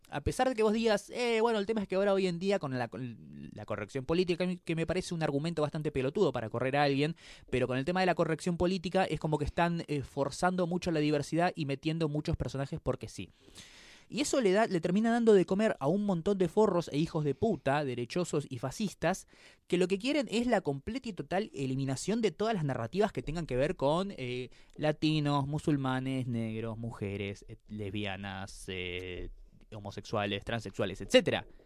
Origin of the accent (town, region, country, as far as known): Argentina